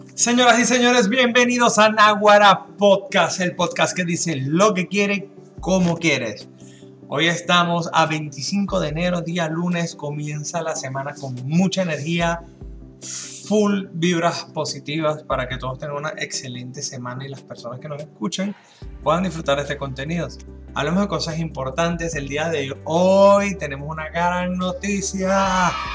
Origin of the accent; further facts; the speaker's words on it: Venezuela; now in Dominican Republic; Desde mi punto de vista como venezolano